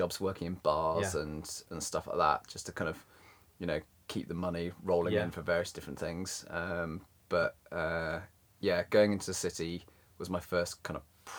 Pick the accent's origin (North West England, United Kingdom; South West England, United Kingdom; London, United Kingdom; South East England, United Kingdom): South West England, United Kingdom; Bristol; also born or lived in South Africa / Cornwall; Well, I was born in South Africa, and we spent 5 years in South Africa, and then we went to Cornwall for 5 or 6 years, and then we moved up to Bristol for 7 years or so